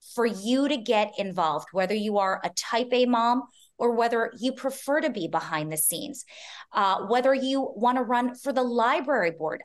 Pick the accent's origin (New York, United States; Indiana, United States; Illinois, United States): New York, United States; New York City; I'm born and raised in Manhattan